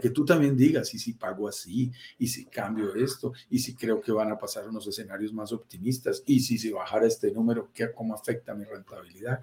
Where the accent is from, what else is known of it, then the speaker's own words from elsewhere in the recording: Colombia; also born or lived in Bogotá, Colombia; Yo vivo en Bogotá, Colombia, soy colombiano, como tú lo sentirás en mi acento